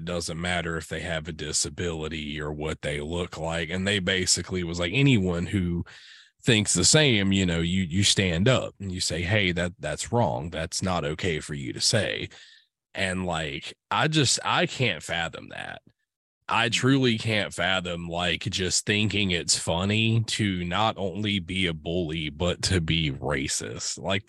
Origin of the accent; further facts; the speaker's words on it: the South, United States; growing up in the South, you definitely get that a lot.